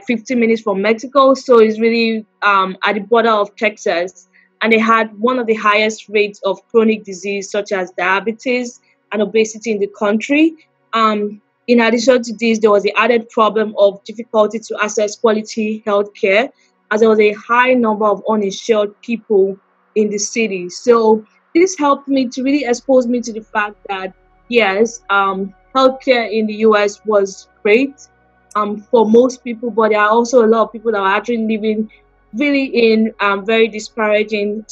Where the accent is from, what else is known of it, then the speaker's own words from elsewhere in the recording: Lagos, Nigeria; I grew up in Lagos, Nigeria.